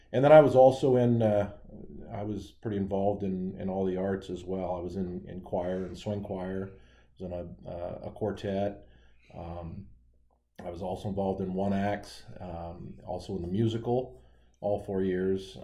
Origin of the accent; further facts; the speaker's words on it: Holt County, Nebraska, United States; I grew up in Holt County.